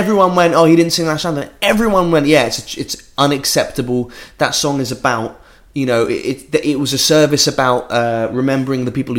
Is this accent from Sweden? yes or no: no; England, United Kingdom; I love this country. Right? Yeah. I love being English.